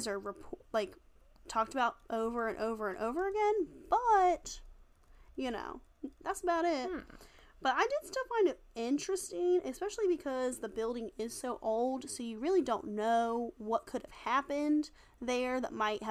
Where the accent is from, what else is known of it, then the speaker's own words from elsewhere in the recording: Wilmington, North Carolina, United States; moved away; I'm from Wilmington originally. We have a pirate bar